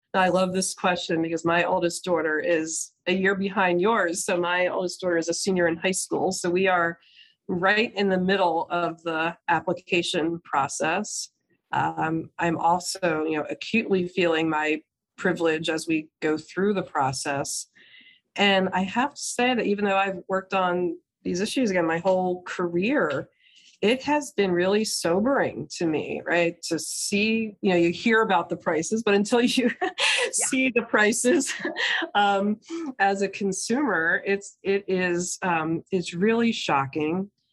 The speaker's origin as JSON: {"language": "English", "region": "New Jersey", "country": "United States", "tie": "born or raised there", "said": "my home state in new jersey"}